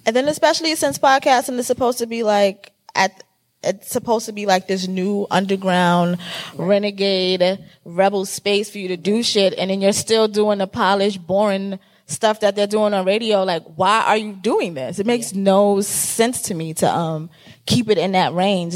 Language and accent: English; New York City, New York, United States; accent: Bronx; I'm from the Bronx. Um, and I talk like I'm from the Bronx all day, every day